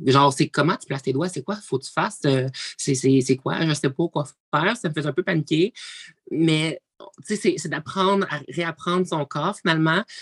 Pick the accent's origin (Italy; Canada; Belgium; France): Canada; Abitibi-Témiscamingue, Quebec; je viens de l'Abitibi-Témiscamingue